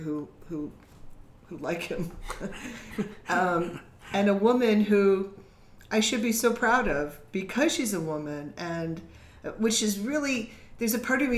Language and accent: English; Chicago, Illinois, United States; I grew up in Chicago.